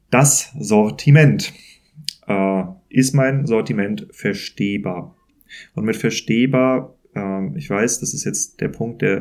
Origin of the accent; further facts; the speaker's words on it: Kiel, Schleswig-Holstein, Germany; born there; ich bin Norddeutscher, ich bin in Kiel geboren